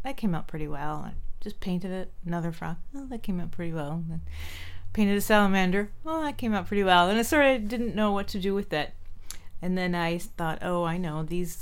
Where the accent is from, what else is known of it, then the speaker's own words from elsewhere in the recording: San Jose, California, United States; also born or lived in Santa Cruz Mountains, California / Los Gatos, California; I grew up in San Jose, so it was pretty much blocks from where I live now. Almaden area, San Jose.